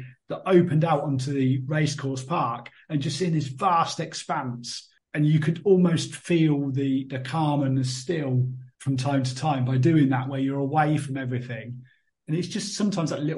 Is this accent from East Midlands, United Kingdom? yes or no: yes; Northampton, East Midlands, United Kingdom; moved away as an adult; now in Lanzarote, Spain; I grew up in Northampton, which is one of the furthest places from the coast